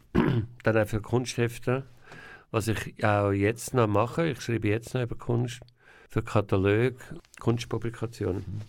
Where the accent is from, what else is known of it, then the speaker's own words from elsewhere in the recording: Zürcher Weinland, Zurich, Switzerland; also born or lived in Bern / Winterthur / Engadin; ich bin in Bern geboren, weil mein Vater ist Berner war. Mein Vater ist sehr früh gestorben. Und wo mein Vater gestorben ist, bin ich mit meiner Familie zusammen nach in Kanton Zürich gezügelt, aufs Land, in ein Haus mit einem Garten und bin dort aufgewachsen